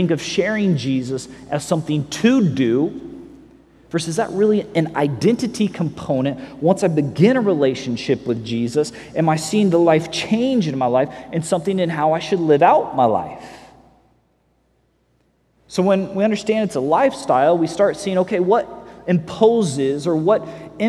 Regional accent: Missouri, United States; I grew up in Missouri

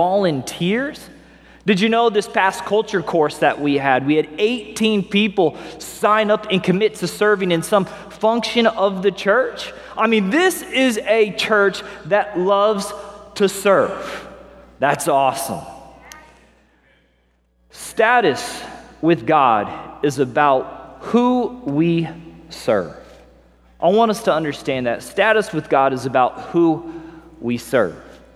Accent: Springfield, Missouri, United States; moved away as an adult; also born or lived in Las Vegas, Nevada; now in Los Angeles, United States; So I grew up in Missouri, good old Midwestern boy. I remember we had cows that we would pass on the way to school. I had cows in my backyard, kind of a little country guy on the north end of Springfield, Missouri, located in southwest Missouri.

